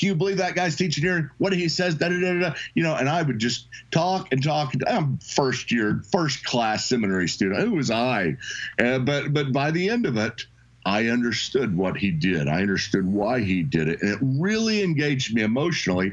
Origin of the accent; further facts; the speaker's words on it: Edmond, Oklahoma, United States; also born or lived in Dallas, Texas; I'm from Oklahoma City, Edmond, actually, just right outside of Oklahoma City, and I have lived there most of my life